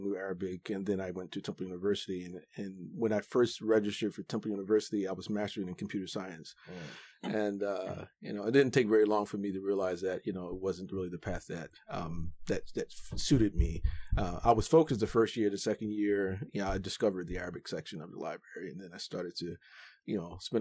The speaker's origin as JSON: {"language": "English", "town": "Philadelphia", "region": "Pennsylvania", "country": "United States", "tie": "born or raised there", "also_born_or_lived": "Chicago, Illinois", "said": "I was born in Philadelphia, and immediately after I was born, my family moved to Chicago"}